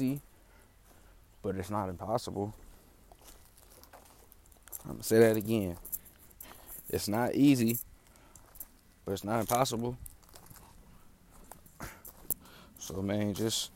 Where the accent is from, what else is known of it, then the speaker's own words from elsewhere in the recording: Oakland, California, United States; I'm from Oakland, California. You feel me? You know, 64th MacArthur is where I grew up